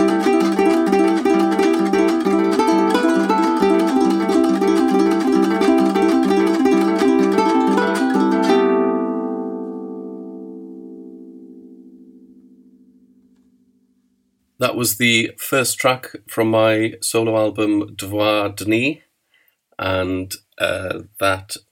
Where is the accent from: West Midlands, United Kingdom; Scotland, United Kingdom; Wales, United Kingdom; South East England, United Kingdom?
Wales, United Kingdom; Aberystwyth; now in Swansea, United Kingdom; I'm from Aberystwyth. I live in Abertawe, or Swansea